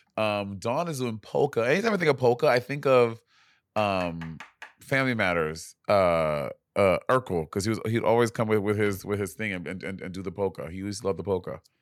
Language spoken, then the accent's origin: English; New York, United States; I'm from New York